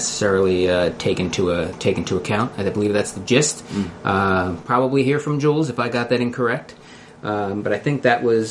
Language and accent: English; Philadelphia, Pennsylvania, United States; accent: Philly; my Philly accent